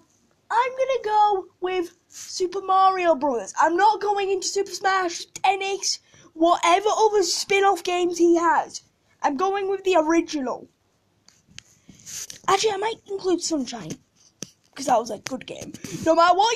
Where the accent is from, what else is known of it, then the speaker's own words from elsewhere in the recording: United Kingdom; I'm British